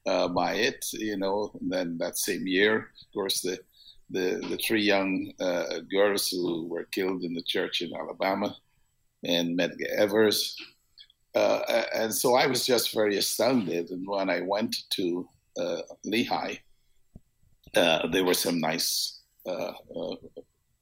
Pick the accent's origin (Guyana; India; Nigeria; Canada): Guyana; Georgetown, Demerara-Mahaica; moved away as an adult; now in United States; I was born in Georgetown, what was British Guiana, is now Guyana, Georgetown, Guyana